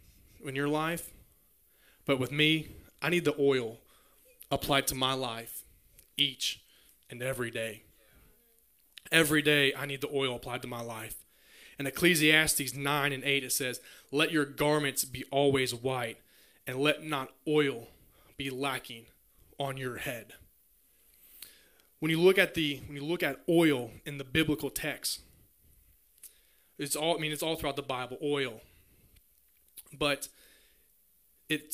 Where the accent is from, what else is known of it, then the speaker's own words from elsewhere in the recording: Grant County, Kentucky, United States; I'm from Grant County